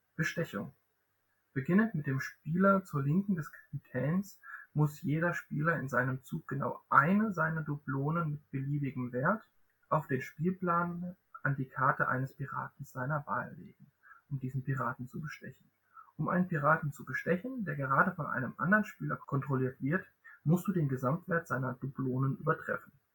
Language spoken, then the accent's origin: German; Southern Germany, Germany; Ich komme auch aus Süddeutschland, aus einem anderen Ecke von Süddeutschland